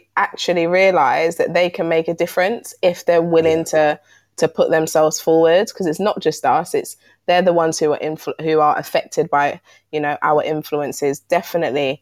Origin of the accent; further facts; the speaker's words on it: London, United Kingdom; I'm from South London and Peckham's around the corner.